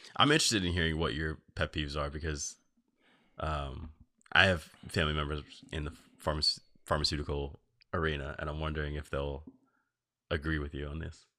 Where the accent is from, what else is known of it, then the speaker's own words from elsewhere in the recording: New Jersey, United States; I grew up in New Jersey